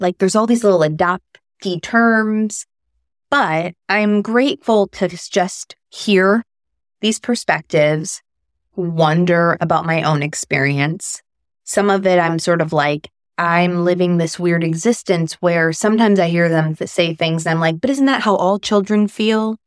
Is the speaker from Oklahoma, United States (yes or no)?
no; Chicago, Illinois, United States; I was born in Chicago.